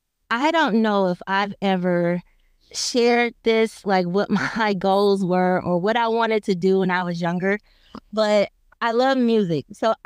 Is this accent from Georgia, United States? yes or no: yes; Lithonia, Georgia, United States; I grew up in Georgia, and I grew up in a small city called Lithonia. I am not from Atlanta, so I will not say that I am, but it's on the outskirts of the metro Atlanta area.